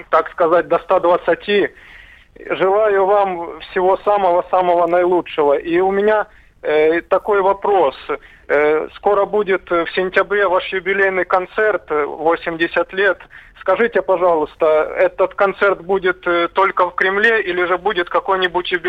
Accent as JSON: {"language": "Russian", "town": "Bakhmut", "region": "Donetsk Oblast", "country": "Ukraine", "tie": "born or raised there", "moved": "yes", "lives_now": "Belgorod, Russia", "said": "Я звоню с Белгорода, но я родом из родины Иосифа Давыдовича, с Артемовска, возле Часовьяра."}